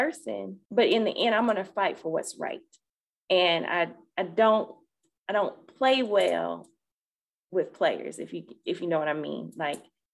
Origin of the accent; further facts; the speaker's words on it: Florida, United States; I'm from Florida. So we usually wear sandals and nothing closed toed